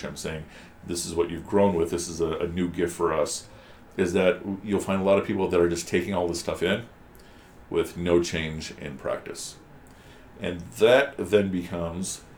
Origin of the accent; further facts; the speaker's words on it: United States; my generation, we didn't have too many resources growing up in America